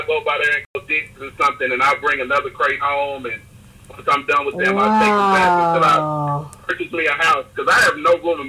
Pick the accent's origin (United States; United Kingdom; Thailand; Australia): United States; Dallas, Texas; I'm born and raised in South Dallas.